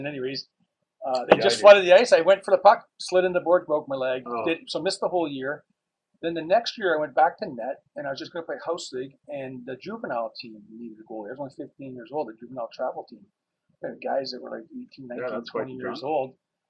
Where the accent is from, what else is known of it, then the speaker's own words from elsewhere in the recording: Essex, Ontario, Canada; also born or lived in Windsor, Ontario / Riverside, Windsor, Ontario; I was born in Windsor and raised in Riverside up to the age of 9, grade 4, moved to Essex. So I played like a couple years of hockey in Riverside and then moved out to Essex 76. Been here since.